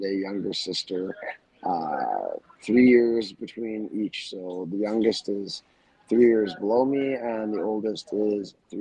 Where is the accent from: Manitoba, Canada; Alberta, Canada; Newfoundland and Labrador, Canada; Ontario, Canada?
Alberta, Canada; Wainwright; also born or lived in Vermilion, Alberta; I grew up in Wainwright, the big hard streets of Wainwright.